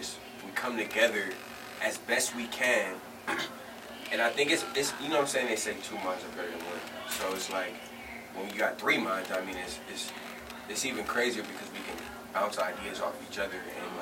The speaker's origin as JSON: {"language": "English", "town": "Miami", "region": "Florida", "country": "United States", "tie": "born or raised there", "moved": "yes", "lives_now": "Los Angeles, United States", "said": "I grew up in Miami with the Caribbean, you know what I'm saying? Both my parents are Jamaican."}